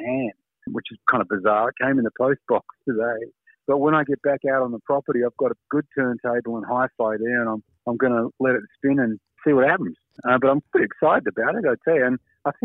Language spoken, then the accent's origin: English; Australia; as an Australian